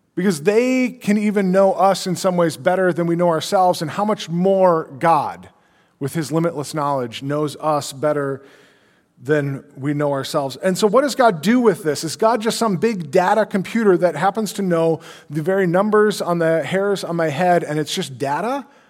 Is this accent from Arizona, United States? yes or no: no; Brainerd, Minnesota, United States; moved away; I grew up in the Brainerd area.